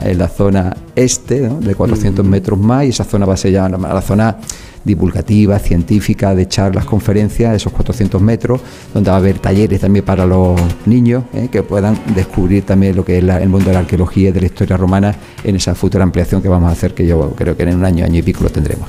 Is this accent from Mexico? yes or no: no; Málaga, Andalusia, Spain; soy malagueño